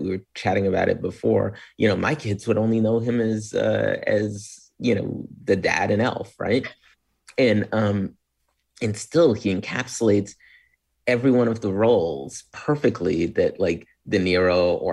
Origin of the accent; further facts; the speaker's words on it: Long Island, New York, United States; I grew up on Long Island.